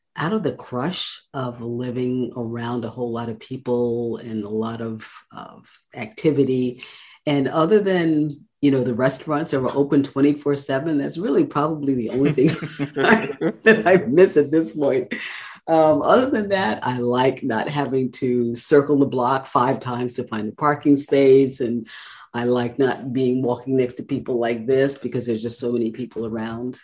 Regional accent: New York City, New York, United States; moved away as an adult; now in North Carolina, United States; I am born and raised in Brooklyn, New York

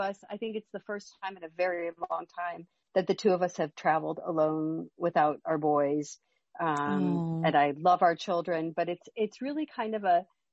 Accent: Midwest, United States; I'm from the Midwest.

